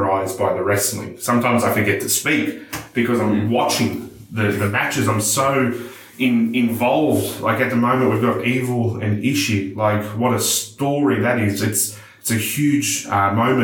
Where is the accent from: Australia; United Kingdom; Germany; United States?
Australia; Melbourne, Victoria; my hometown of Melbourne